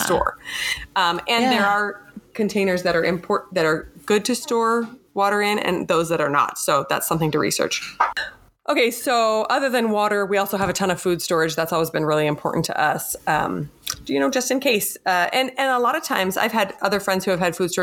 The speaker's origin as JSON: {"language": "English", "region": "Michigan", "country": "United States", "tie": "born or raised there", "said": "I grew up in Michigan"}